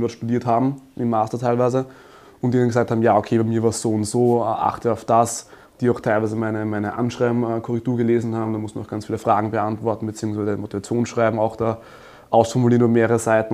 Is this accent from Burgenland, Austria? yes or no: no; Graz, Styria, Austria; ich komme aus Österreich, in Graz geboren und aufgewachsen